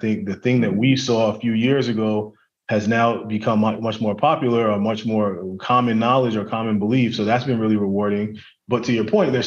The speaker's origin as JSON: {"language": "English", "town": "New York City", "region": "New York", "country": "United States", "tie": "born or raised there", "said": "I grew up in Brooklyn in a really big family"}